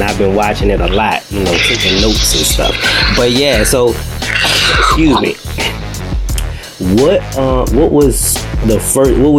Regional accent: New York City, New York, United States; Grew up on the West Side. Okay, West Side, Manhattan.

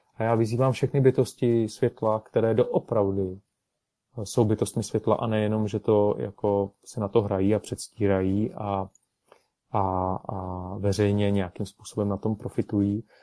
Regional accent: Karlovy Vary, Karlovy Vary Region, Czechia; nad Karlovými Vary, nad mým rodným městem

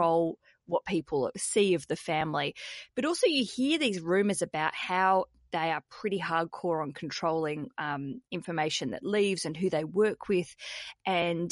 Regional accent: Australia; also born or lived in Britain; now in United Kingdom; I'm an Aussie

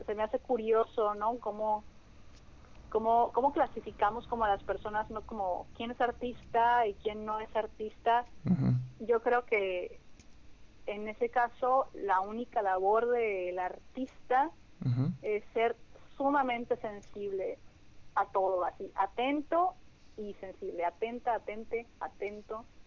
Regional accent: Hermosillo, Sonora, Mexico; also born or lived in Culiacán, Sinaloa / Ciudad Obregón, Sonora; yo me fui a Obregón a los cinco años y a Hermosillo a los 10. Entonces realmente como mi, mi vida y mi maduración y todo ha sido como de Hermosillo

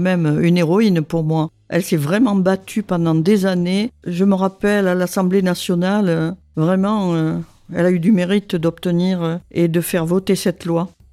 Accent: Gironde, Nouvelle-Aquitaine, France; also born or lived in Dordogne; je suis né à Goriac en Gironde, euh, puisque mes parents habitaient en Dordogne

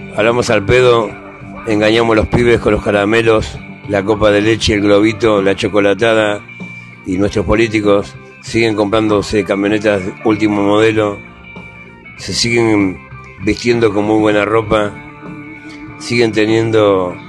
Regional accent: Argentina; como argentino

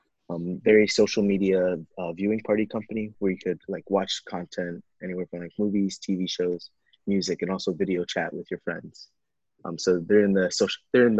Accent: New York City, New York, United States; moved away as an adult; I was born and raised in Queens, New York.

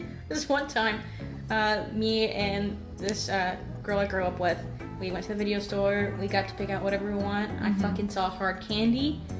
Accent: East Texas, United States; I'm from Texas.

